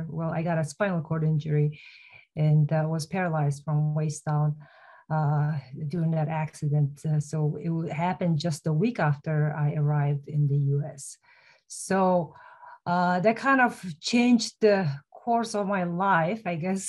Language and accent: English; Mongolia; moved away as an adult; now in United States; I'm originally from Mongolia